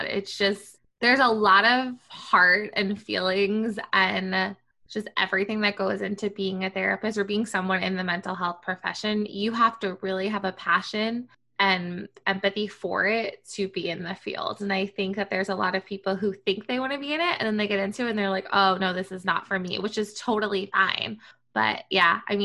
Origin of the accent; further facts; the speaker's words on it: Long Island, New York, United States; I'm from Long Island